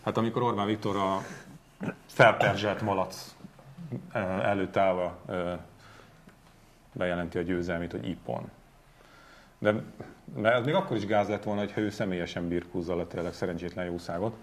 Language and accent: Hungarian; Borsod-Abaúj-Zemplén, Hungary; also born or lived in Zugló, Budapest; egyszerű, de szerethető zemplégi honfitársaim, köztük én magam is